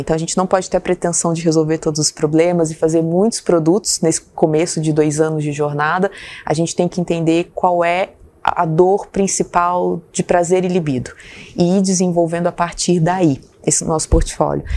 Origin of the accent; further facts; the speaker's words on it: São Gonçalo do Sapucaí, Minas Gerais, Brazil; moved away; eu sou de uma cidade pequena, do sul de Minas